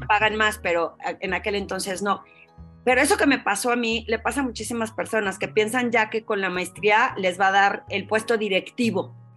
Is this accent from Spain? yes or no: no; Torreón, Coahuila, Mexico; moved away as an adult; cuando recién me salí de Torreón